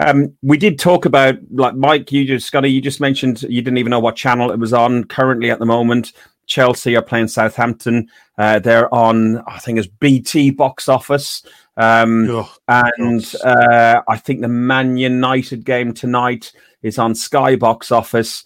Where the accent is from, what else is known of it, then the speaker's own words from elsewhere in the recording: Ireland; I'm Irish